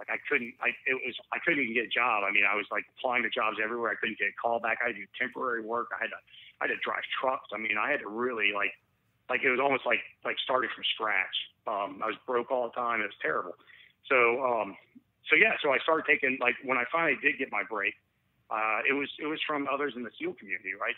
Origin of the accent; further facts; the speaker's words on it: Atlanta, Georgia, United States; also born or lived in Raleigh, North Carolina; Atlanta is my hometown